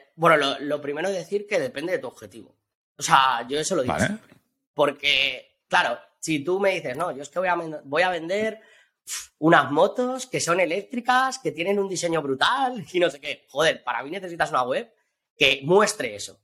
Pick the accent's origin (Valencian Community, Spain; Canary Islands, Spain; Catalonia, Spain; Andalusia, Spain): Valencian Community, Spain; also born or lived in Australia; yo que soy valenciano